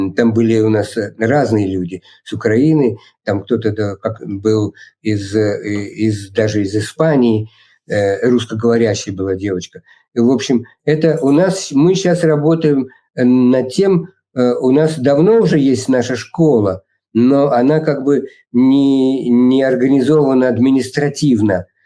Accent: Russia; moved away as an adult; also born or lived in New York, United States; now in Italy; все мы, кто родились в России и прожили там некоторое время

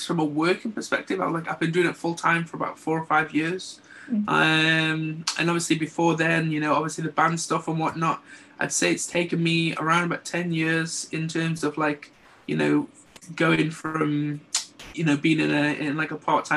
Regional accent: Stoke-on-Trent, West Midlands, United Kingdom; also born or lived in Redcar; now in Middlesbrough, United Kingdom; originally from Stoke-on-Trent. I'm originally from Middleport in Stoke

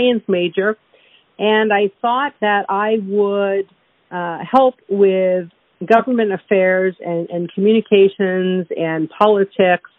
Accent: New York City, New York, United States; as a kid growing up in Brooklyn

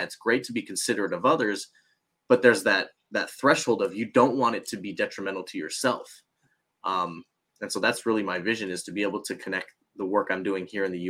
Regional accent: United States; I'm Japanese American

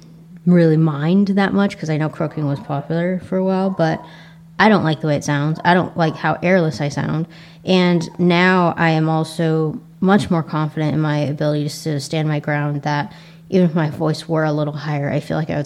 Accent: United States; accent: Asian American; my Asian American accent

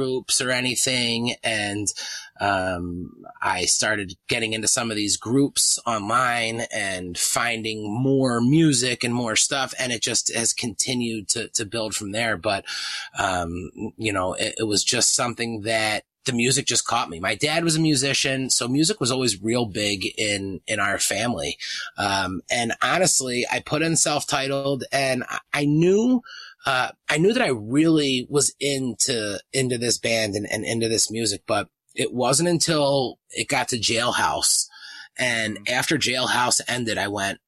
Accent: East Coast, United States; I grew up in the East Coast

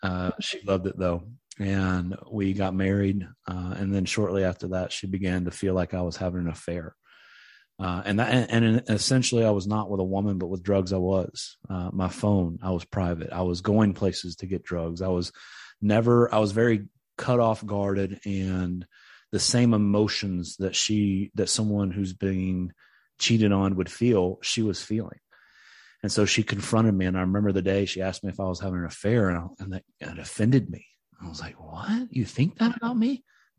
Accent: Tennessee, United States; But I grew up in East Tennessee, which is about 2.5-3 hours away from Middle Tennessee, where I am now, where the ministry is.

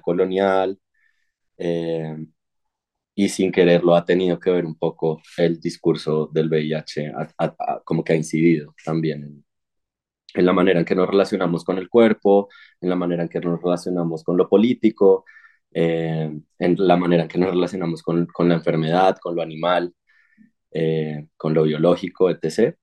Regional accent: Sogamoso, Boyacá, Colombia; now in Bogotá, Colombia; yo nací en Sogamoso, en Boyacá

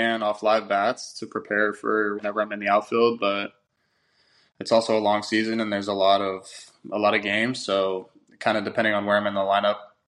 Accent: outside of Los Angeles, California, United States; I grew up originally outside of Los Angeles, and my dad is actually from like the Boston area

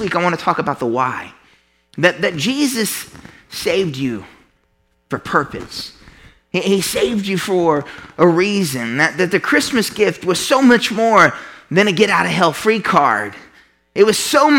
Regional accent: Midwest, United States; as a Midwesterner, we grew up hearing about God.

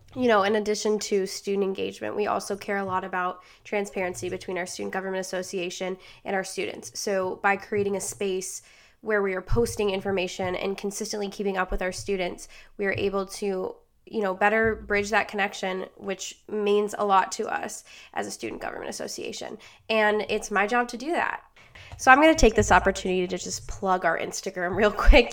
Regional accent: Rochester, New York, United States; also born or lived in Buffalo, New York; originally, I am from Rochester, New York.

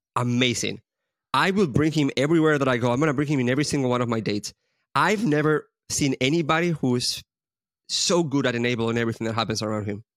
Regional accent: Spain; we're both from Spain

